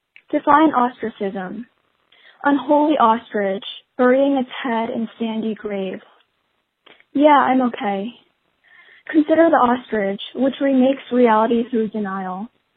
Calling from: Acton, Massachusetts, United States; I'm calling from Acton, Massachusetts.

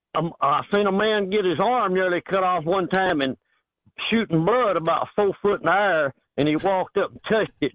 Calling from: Texas, United States

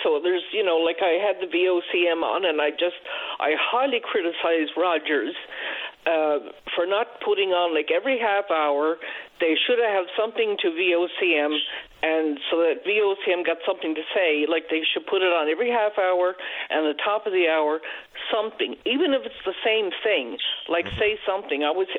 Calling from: Gander, Newfoundland and Labrador, Canada; I'm calling from Gander

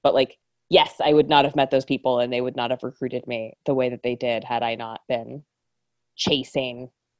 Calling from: North Carolina, United States; I come from a military family. So yeah. We moved around. We moved every 2 years for the first 10. My parents eventually settled in North Carolina where they still live and where I am recording from.

